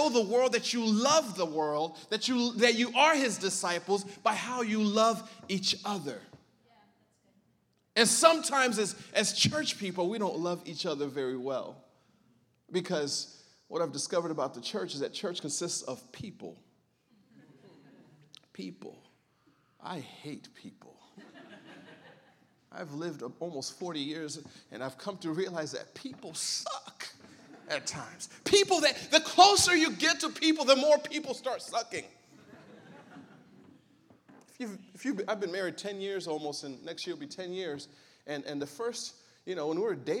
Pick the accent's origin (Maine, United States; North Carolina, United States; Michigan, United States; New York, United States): Michigan, United States; Berrien Springs; also born or lived in Southeast Africa; Came to America when I was 8 years old, and I grew up in a small town called Berrien Springs, Michigan.